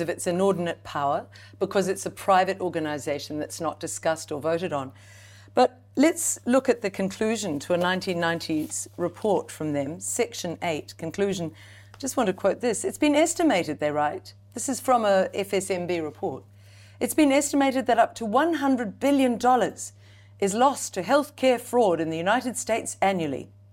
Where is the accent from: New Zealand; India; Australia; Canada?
New Zealand; as a Kiwi mum, as a Kiwi woman